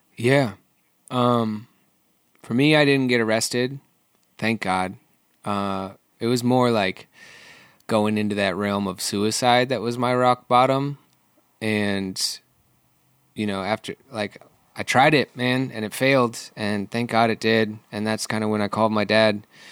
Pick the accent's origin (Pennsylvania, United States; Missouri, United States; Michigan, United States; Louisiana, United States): Michigan, United States; now in Seattle, United States; I grew up in Michigan